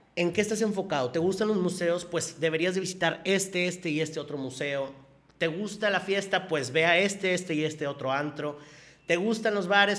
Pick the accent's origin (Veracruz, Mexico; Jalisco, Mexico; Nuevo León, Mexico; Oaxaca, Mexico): Nuevo León, Mexico; Monterrey; yo nací aquí en Monterrey y yo vivo aquí en Monterrey